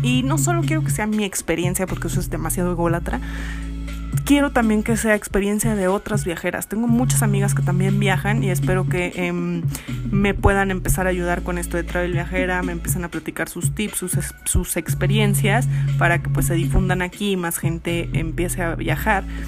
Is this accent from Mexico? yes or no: yes; Mexico; moved away as an adult; also born or lived in Barcelona; yo soy de México